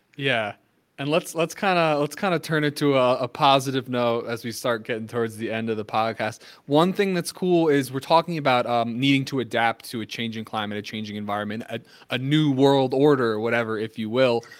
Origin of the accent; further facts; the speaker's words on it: New Jersey, United States; I'm from New Jersey. So I mean, I, I, lived I lived through I mean, I lived through Sandy